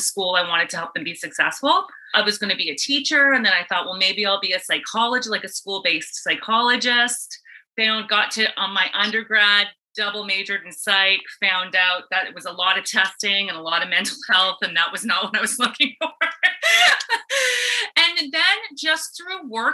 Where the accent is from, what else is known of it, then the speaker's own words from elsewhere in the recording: East Coast of Canada, Canada; moved away as an adult; also born or lived in Ontario; now in Tampa, United States; I'm from the East Coast of Canada